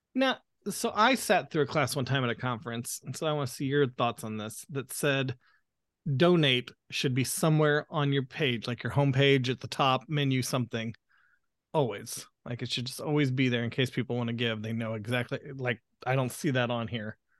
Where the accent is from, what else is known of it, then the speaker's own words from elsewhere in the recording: the American South, United States; accent: southern; my southern accent is starting to come out